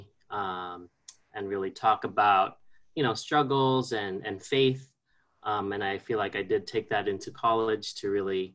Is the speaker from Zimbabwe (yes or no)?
no; Guam; moved away; also born or lived in Philippines; I was born in the Philippines and raised on Guam, so I consider myself an islander at heart